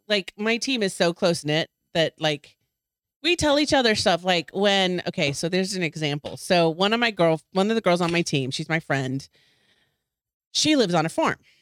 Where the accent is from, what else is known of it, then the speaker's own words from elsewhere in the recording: Texas, United States; I'm from Texas